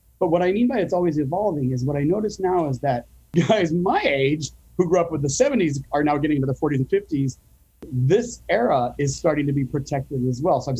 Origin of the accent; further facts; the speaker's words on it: Phoenix, Arizona, United States; So I grew up in Phoenix